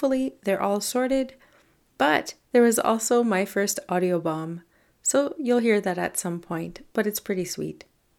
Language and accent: English; Canada; not all topics here are Canadian, but I am. … I'm a Francophone from Canada